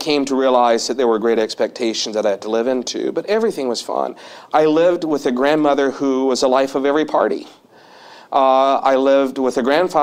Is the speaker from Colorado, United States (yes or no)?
no; Madison Park, Alabama, United States; born or raised there; moved away